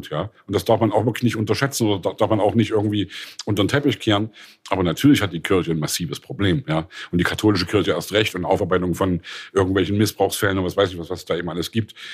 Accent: East Germany, Germany; Wir haben wirklich als Ossi-Kinder, als DDR-Kids haben wir die Welt gesehen.

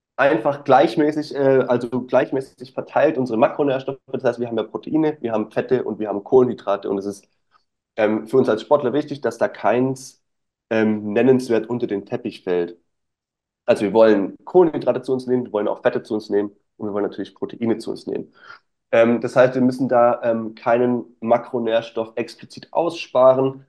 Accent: Stuttgart, Baden-Württemberg, Germany; Ich komme aus Stuttgart oder aus der Nähe von Stuttgart.

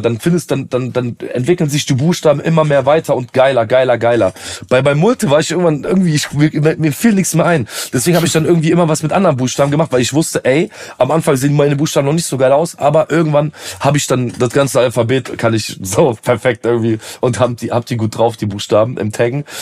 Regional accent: Aachen, North Rhine-Westphalia, Germany; ich komme jetzt aus so aus Aachen

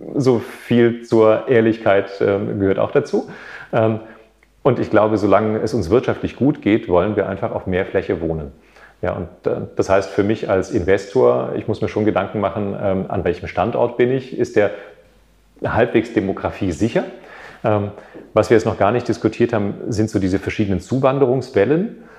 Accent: Berlin, Germany; Als Berliner

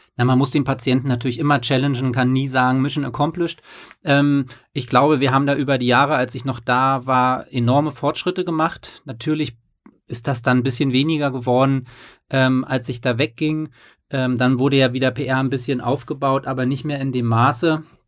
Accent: East Germany, Germany; now in Hamburg, Germany; ich komme aus dem Osten

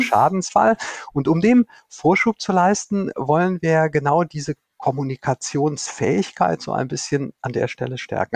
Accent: North Rhine-Westphalia, Germany; born or raised there

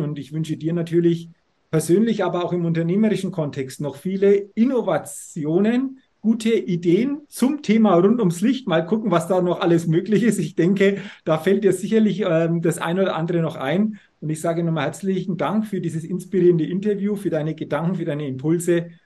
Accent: Middle Franconia, Bavaria, Germany; ich komme aus äh, Franken, Mittelfranken. Nürnberg ist 35 Kilometer entfernt.

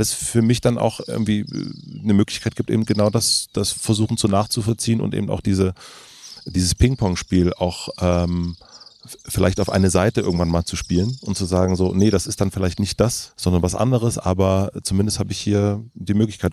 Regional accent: Germany; wir aus Deutschland

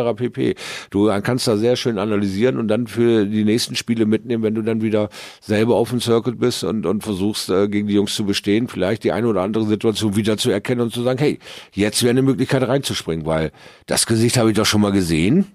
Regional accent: Bremerhaven, Bremen, Germany; zu Hause in Bremerhaven

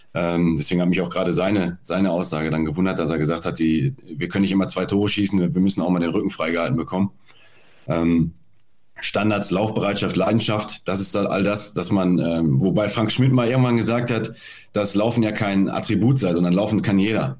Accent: Dortmund, North Rhine-Westphalia, Germany; bin ja gebürtiger Dortmunder

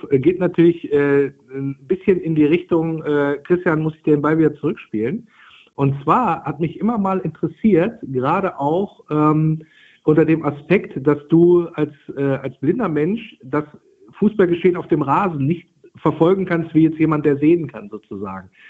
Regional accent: Wolfsburg, Lower Saxony, Germany; Also ich bin in Wolfsburg geboren und aufgewachsen, bin dann aber zum Studium und für die ersten Jobs in den Norden weitergezogen, so mit den Fahrten Bremen, Oldenburg, die Ecke.

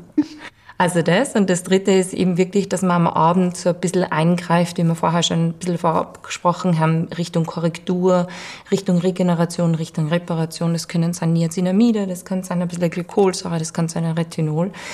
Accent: Vienna, Austria; bei uns in Wien

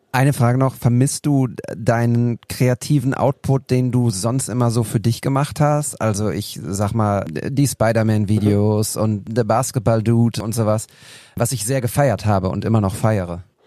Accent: Altenberge, North Rhine-Westphalia, Germany; in meinem Heimatdorf in Altenberge

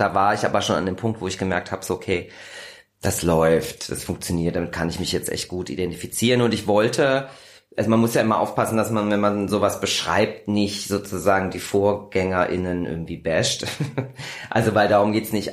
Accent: Kassel, Hesse, Germany; moved away as an adult; now in Berlin, Germany; Ich komme aus dem wunderschönen Kassel

